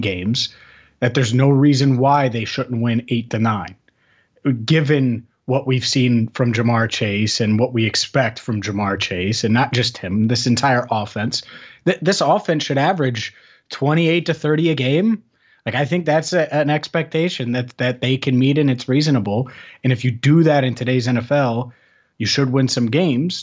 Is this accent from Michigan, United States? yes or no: no; St. Bernard, Ohio, United States; I'm from Cincinnati. So I grew up in Saint Bernard